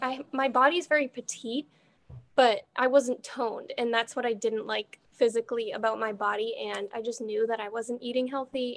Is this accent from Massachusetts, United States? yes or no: yes; Boston area, Massachusetts, United States; I've grown up here my whole entire life